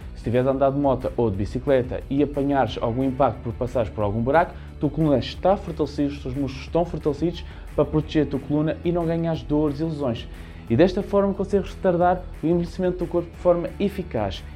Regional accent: Lisbon, Portugal; eu sou da região de Lisboa

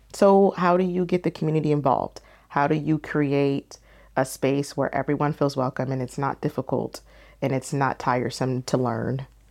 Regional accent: Temecula, California, United States; also born or lived in Philadelphia, Pennsylvania; I was growing up in Temecula

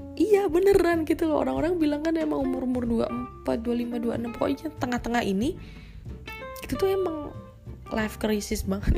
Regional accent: Surakarta, Central Java, Indonesia; dari kecil gua emang digedein tuh di kota Solo. Sampai gua gede, gua nggak, nggak merantau kemana-mana

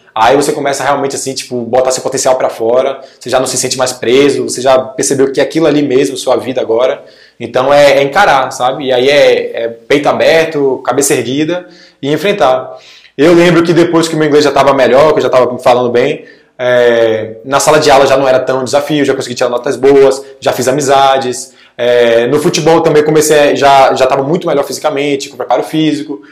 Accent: Salvador, Bahia, Brazil; sou de Salvador, Bahia

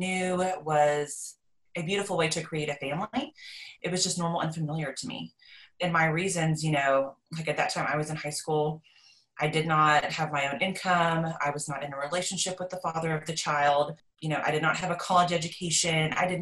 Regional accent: Texas, United States; I am from Texas. I guess lived kind of in a small town.

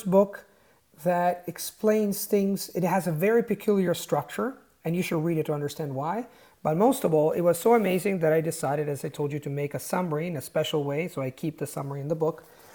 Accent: Italy; English is a second language; I was born in Italy, my tribe is Italian.

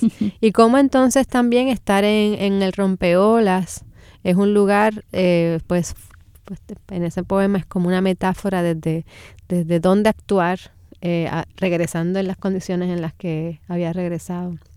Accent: San Juan, Puerto Rico; moved away as an adult; now in Ponce, Puerto Rico; soy de San Juan y me crié toda la vida acá

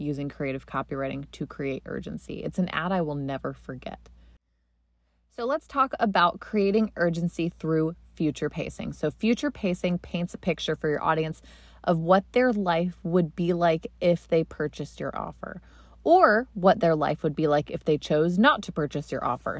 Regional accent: Delaware, Ohio, United States; I used to see driving to school every day in my hometown in Delaware, Ohio.

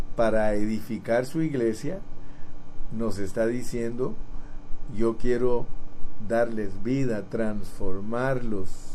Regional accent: Guatemala; moved away; yo nací en Guatemala

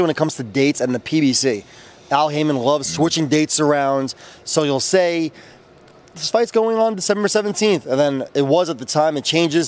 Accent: United States; as an American

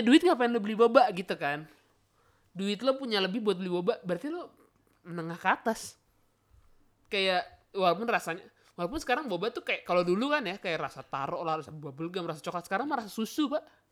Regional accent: Bandung, West Java, Indonesia; moved away; gua orang Bandung

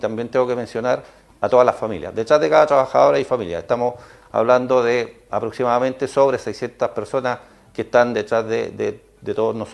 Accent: Chile; Eh, somos chilenos, tenemos que ganar.

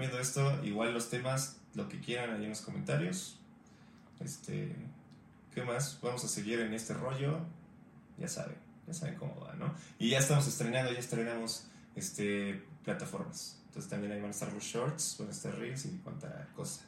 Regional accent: Mexico; yo siendo mexicano

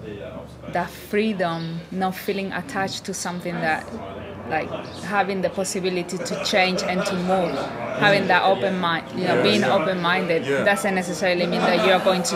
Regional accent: Spain; English is a second language; moved away as an adult; now in London, United Kingdom

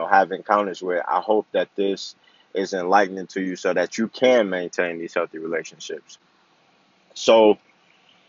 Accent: Flint, Michigan, United States; I played football, basketball, and baseball growing up in Flint, Michigan

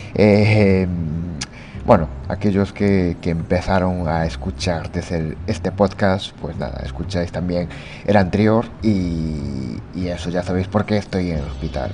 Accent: Japan; como buen japonés que soy

